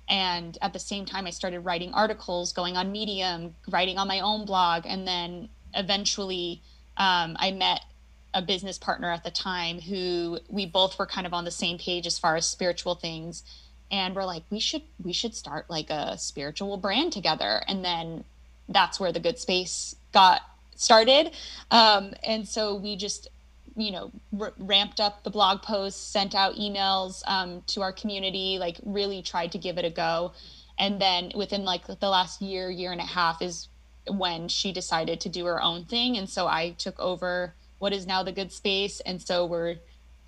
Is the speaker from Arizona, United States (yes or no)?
yes; Tucson, Arizona, United States; moved away as an adult; also born or lived in Pennsylvania / Los Angeles, California; I was born in Pennsylvania and then primarily was raised in Tucson, Arizona.